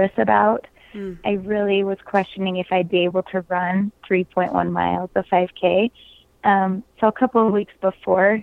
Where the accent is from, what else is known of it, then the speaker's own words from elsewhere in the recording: St. George, Utah, United States; I grew up in Southern Utah in the St. George area